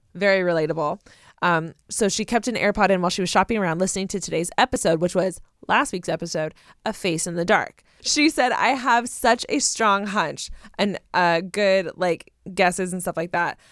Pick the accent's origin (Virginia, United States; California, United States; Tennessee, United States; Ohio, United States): California, United States; Southern; I'm from Southern California.